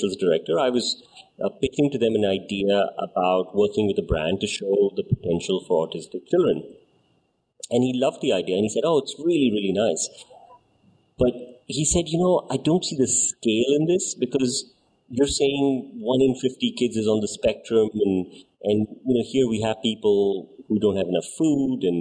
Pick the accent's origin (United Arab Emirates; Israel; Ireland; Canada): United Arab Emirates; Dubai; We grew up in Dubai